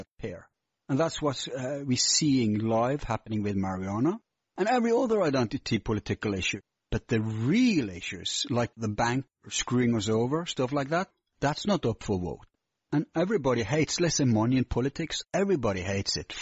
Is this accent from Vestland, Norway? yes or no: yes; Bergen, Vestland, Norway; my hometown, Bergen